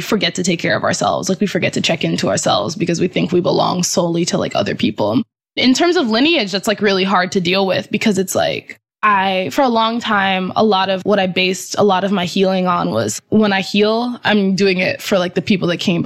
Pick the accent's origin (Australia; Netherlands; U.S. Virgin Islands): U.S. Virgin Islands; now in Boston, United States; We're like an American-owned island. We're like a colony of the United States.